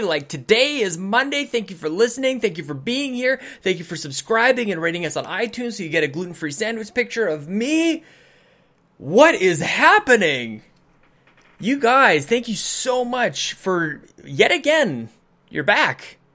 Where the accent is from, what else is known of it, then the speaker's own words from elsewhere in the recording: Canada; as a Canadian